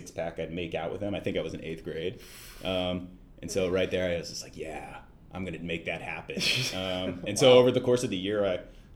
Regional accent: Alamo, California, United States; born or raised there; also born or lived in Napa, California

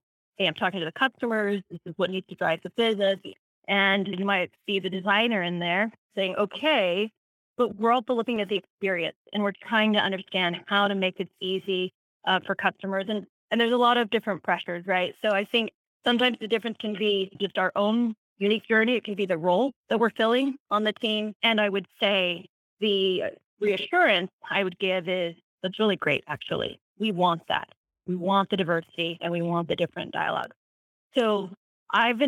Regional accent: Maryland, United States; moved away; also born or lived in Utah; I wasn't native to this region. I grew up in Maryland, so that was a new culture

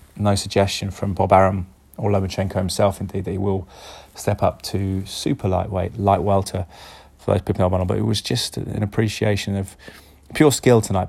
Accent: Cheltenham, South West England, United Kingdom; Cheltenham, my hometown

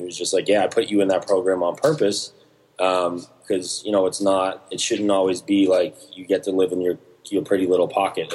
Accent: Milton, Massachusetts, United States; moved away as an adult; now in Los Angeles, United States; I grew up in a town called Milton, Massachusetts

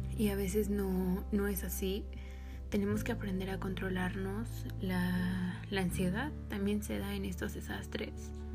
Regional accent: Mexico; yo soy mexicana

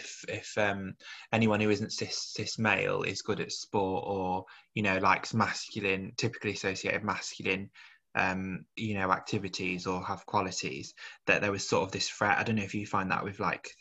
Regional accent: Birmingham, West Midlands, United Kingdom; both from Birmingham

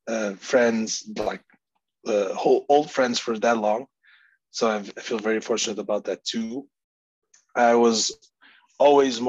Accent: Porto, Norte, Portugal; moved away as an adult; I'm born and raised in the city of Porto, Portugal

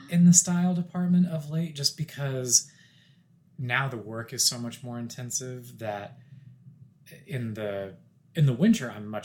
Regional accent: Wichita, Kansas, United States; my fiance is from fort worth and I'm from Wichita, it's great because we're from similar parts of the country

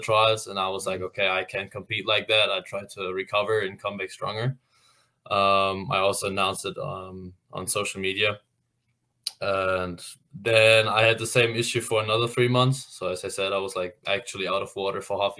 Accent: Hamburg, Germany; moved away as an adult; now in Indiana, United States; I'm from Hamburg, Germany.

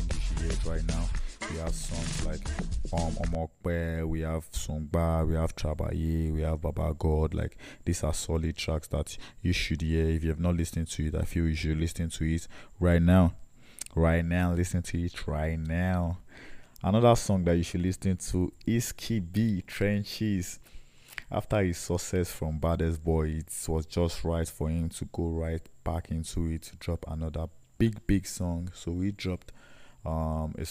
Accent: Nigeria; I'm a Nigerian, yes, obviously, and I'm patriotic as well

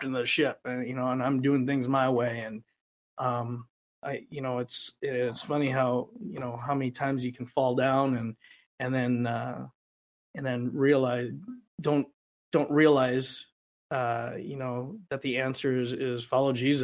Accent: Rapid City, South Dakota, United States; moved away as an adult; also born or lived in Los Angeles; in my hometown

